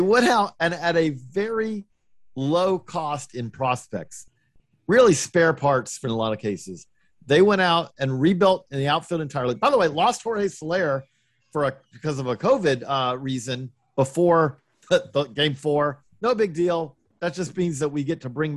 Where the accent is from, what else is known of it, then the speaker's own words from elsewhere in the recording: Georgia, United States; I'm from Georgia